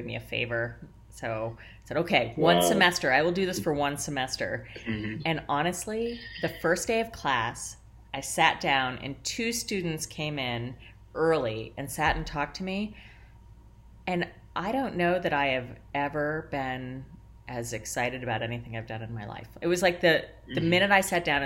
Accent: Columbus, Ohio, United States; moved away; I grew up in the Midwest. I'm from Columbus, Ohio

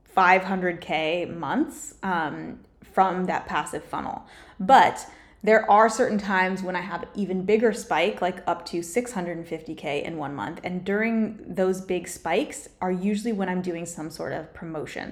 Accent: Colorado, United States; moved away as an adult; also born or lived in Hawaii / Newport Beach, California; now in California, United States; I lived in Colorado mostly, but I also lived in Hawaii for a couple years with my family growing up, and I was born in California

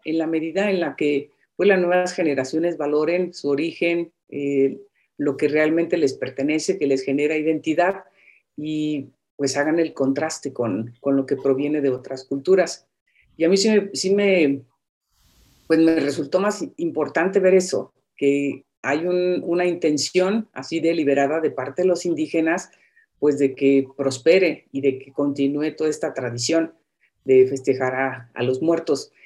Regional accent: Zacapu, Michoacán, Mexico; moved away; yo soy de, de Zacapu, Michoacán.

